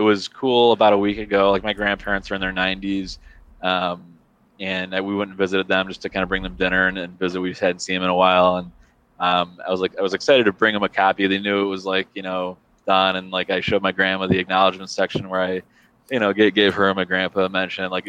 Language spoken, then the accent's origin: English; Chicago, Illinois, United States; as a Chicagoan